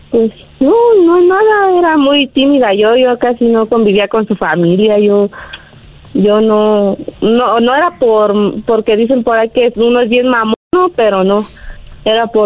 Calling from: Pátzcuaro, Michoacán, Mexico; De Pátzcuaro, Michoacán.

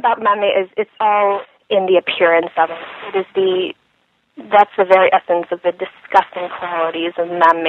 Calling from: Missoula, Montana, United States; I am calling from Missoula, Montana.

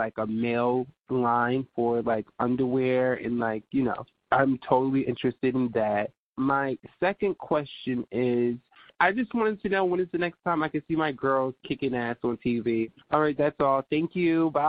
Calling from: Philadelphia, Pennsylvania, United States; I'm calling from Philadelphia, Pennsylvania.

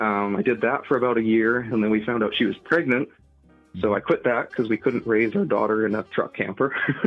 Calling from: British Columbia, Canada; I'm lucky. I'm in British Columbia, so they're one of the few provinces that does that.

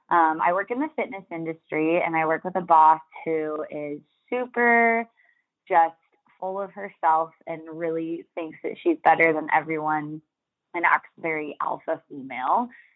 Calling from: Oregon, United States

